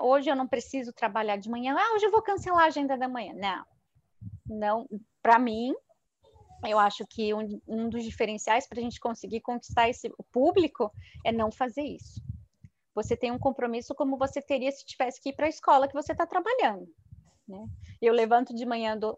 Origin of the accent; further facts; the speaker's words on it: Florianópolis, Santa Catarina, Brazil; moved away as an adult; also born or lived in São Paulo / Itajaí; now in Curitiba, Brazil; eu sou nascida em Florianópolis